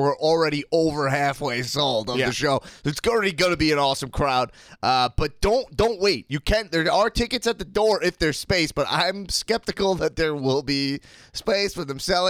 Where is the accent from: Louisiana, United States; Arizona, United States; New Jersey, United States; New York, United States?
New York, United States; Long Island; I gotta pronounce it because I'm from Long Island.